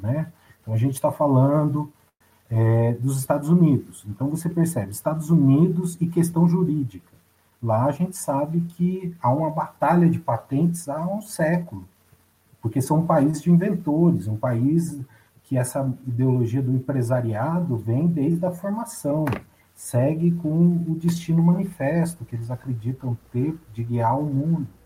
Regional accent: Brazil

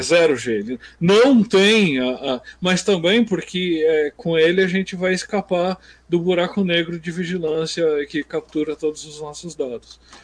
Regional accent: Brazil; A gente é brasileiro

